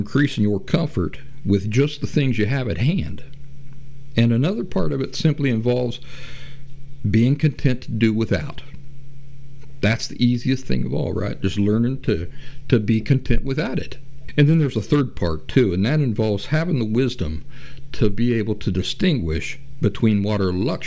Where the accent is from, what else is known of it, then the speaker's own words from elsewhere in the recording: Appalachia, United States; I grew up in the Appalachian woods